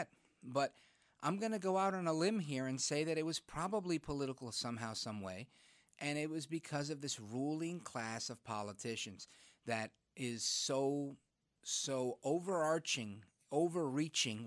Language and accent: English; New York City, New York, United States; now in New Jersey, United States; I was born in Brooklyn